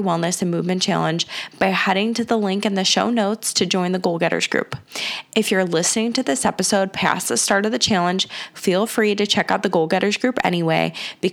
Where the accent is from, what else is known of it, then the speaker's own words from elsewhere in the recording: Cleveland, Ohio, United States; I grew up on the West Side, moved to the East Side with getting married